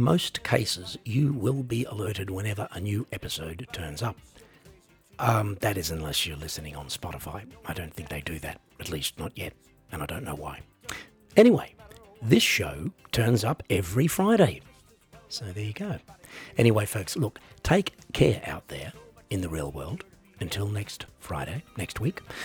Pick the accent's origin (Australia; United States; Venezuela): Australia; I am an Australian